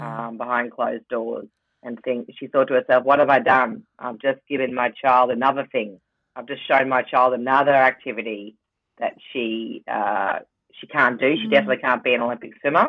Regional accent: Rockhampton, Queensland, Australia; now in Brisbane, Australia

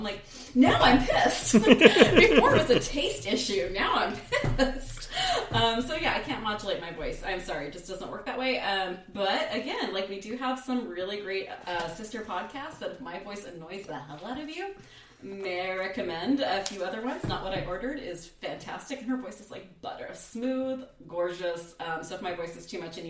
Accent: United States

